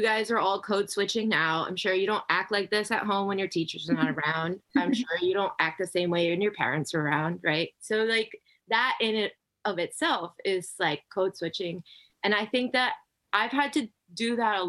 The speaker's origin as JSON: {"language": "English", "town": "Miami", "region": "Florida", "country": "United States", "tie": "born or raised there", "said": "I grew up in Miami, Florida"}